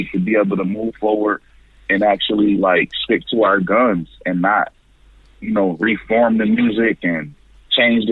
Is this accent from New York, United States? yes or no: yes; Buffalo, New York, United States; I'm from Buffalo, New York